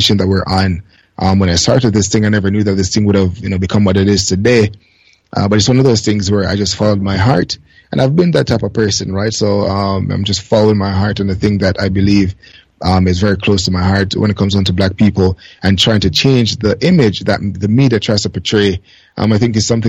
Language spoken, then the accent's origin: English; Jamaica; moved away as an adult; also born or lived in Canada; now in Japan; I grew up in Jamaica